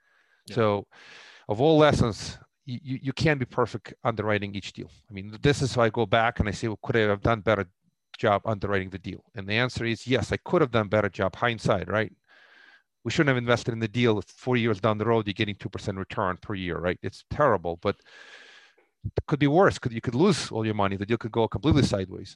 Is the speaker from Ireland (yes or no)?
no; Russia; moved away; Originally, I grew up in the former Soviet Union.